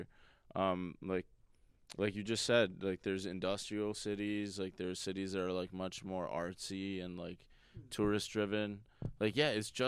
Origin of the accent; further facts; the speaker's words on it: Wisconsin, United States; I'm from Wisconsin, bro. Like, the people up here are already half Canadian